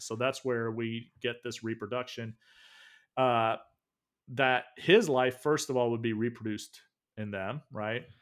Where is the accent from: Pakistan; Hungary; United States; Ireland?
United States; the South; moved away; also born or lived in the North; I grew up in the South, grits was like the thing